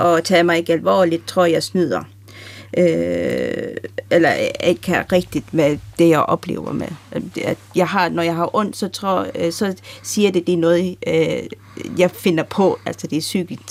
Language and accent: Danish; Denmark; jeg er opvokset i Danmark